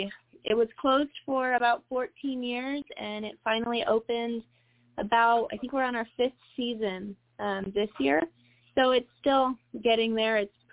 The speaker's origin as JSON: {"language": "English", "region": "the South", "country": "United States", "lives_now": "Colorado, United States", "said": "And, you know, I'm from the South. Colorado isn't my forever home. I want to be back down south."}